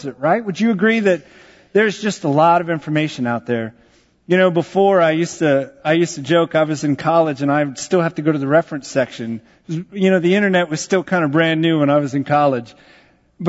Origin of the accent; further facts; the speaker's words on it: Texas, United States; I grew up in Texas.